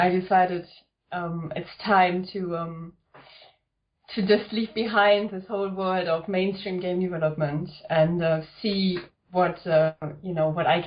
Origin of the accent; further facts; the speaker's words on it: Germany; accent: German; English is a second language; moved away as an adult; also born or lived in Tokyo, Japan; now in United Kingdom; As you can probably tell from the accent, I was born in Germany.